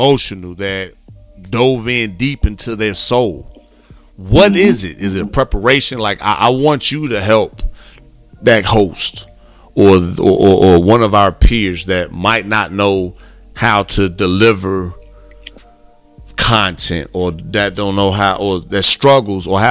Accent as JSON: {"language": "English", "town": "Gary", "region": "Indiana", "country": "United States", "tie": "born or raised there", "said": "I grew up in Gary, Indiana"}